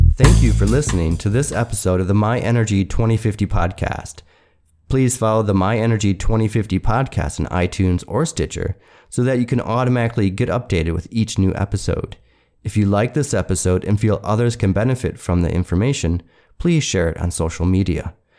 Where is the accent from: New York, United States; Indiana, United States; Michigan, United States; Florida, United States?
Michigan, United States; moved away; I'm from Michigan